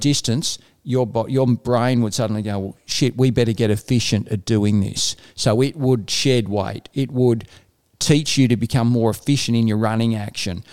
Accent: Ballarat, Victoria, Australia; Ballarat, which is my hometown

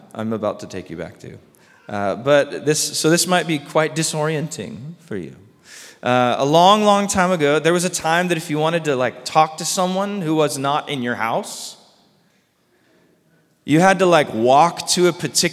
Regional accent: Orange County, California, United States; also born or lived in San Diego; when we moved from Orange County to San Diego, I was sad. All my friends were in Orange County

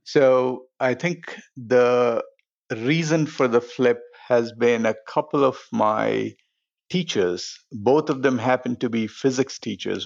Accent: Hyderabad, Telangana, India; now in United States; I grew up in a city called Hyderabad

